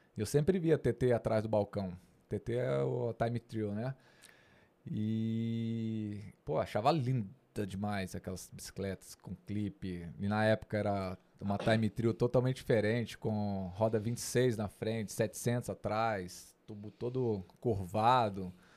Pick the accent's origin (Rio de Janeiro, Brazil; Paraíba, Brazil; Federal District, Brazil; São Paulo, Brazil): Federal District, Brazil; Brasília; sou natural de Brasília. Nasci em Brasília, fui criado em Brasília